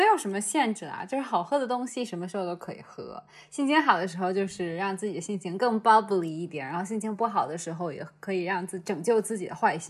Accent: Huailai, Hebei, China; 原来我老家还有这样子的葡萄酒圣地。

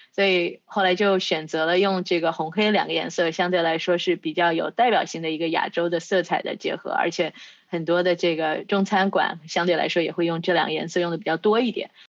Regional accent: China; 我是在中国出生长大的

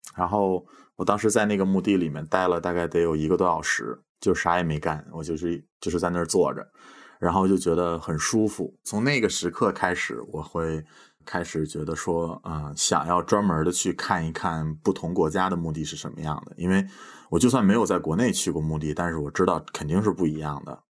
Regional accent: Beijing, China; moved away as an adult; now in Estonia; 我是北京长大的

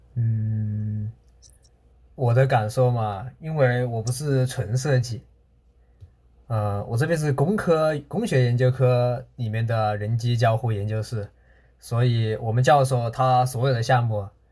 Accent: China; moved away as an adult; now in Kitakyushu, Japan; 我们中国人

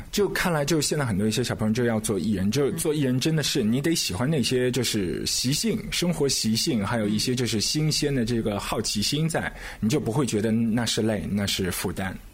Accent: Shanghai, China; 在我们上海这边

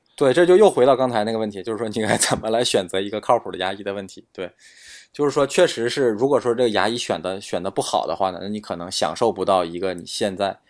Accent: China; 但是我们中国人要幸运的是，就是我们中国根管治疗相对是比较便宜的。

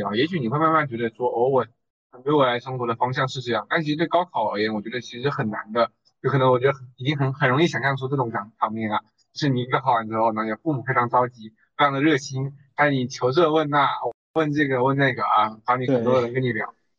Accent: Longyan, Fujian, China; moved away as an adult; 我是龙岩人

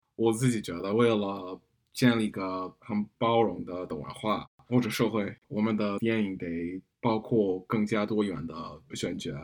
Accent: United States; Chinese is a second language; moved away as an adult; also born or lived in United Kingdom; now in Beijing, China; 我在，啊，美国这家个出生长大

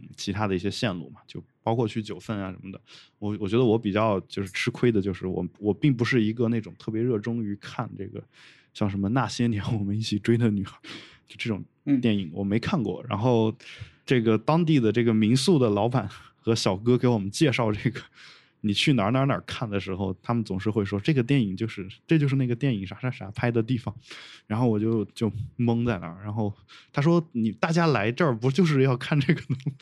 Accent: China; accent: mainland Chinese accent (hometown dialect with heavy erhua); now in Beijing, China; 我用大陆口音说话

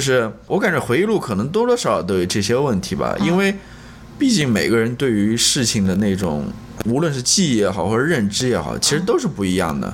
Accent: China; 跟我们中国人小孩子与家庭父母关系挺像的

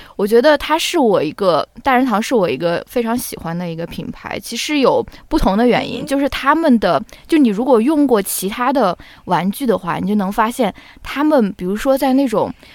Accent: China; 我们在国内长大接受教育的小朋友

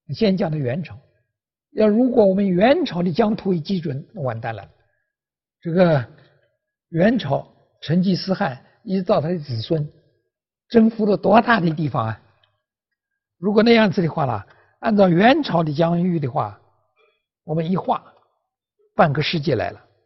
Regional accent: China; 我是中国人

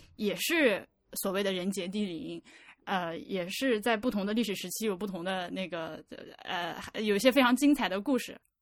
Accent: northwestern Hubei, China; moved away; 我老家就是在那个鄂西北的一个二十八岁的嗯。小城市

